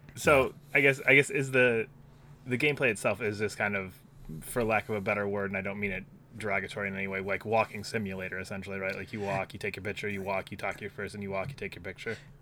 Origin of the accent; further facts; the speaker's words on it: United States; we're both American